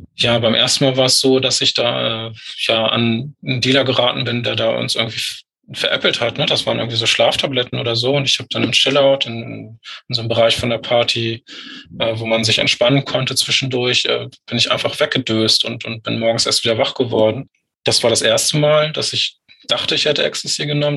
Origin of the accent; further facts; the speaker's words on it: Lüneburg Heath, Lower Saxony, Germany; Ich bin in der Lüneburger Heide groß geworden.